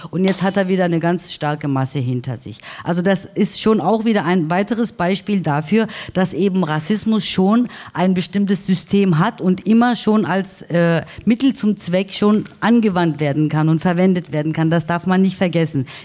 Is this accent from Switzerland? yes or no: no; Baden-Württemberg, Germany; Also ich bin in Süddeutschland groß geworden, in einem schwäbischen Dorf.